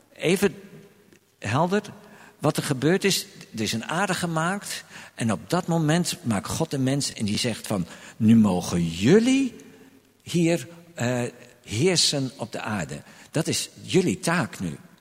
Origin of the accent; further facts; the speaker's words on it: Groningen, Netherlands; moved away as an adult; also born or lived in Delft; now in Amsterdam, Netherlands; ik kwam uit Groningen, woonde in Delft, kreeg een baan in Amersfoort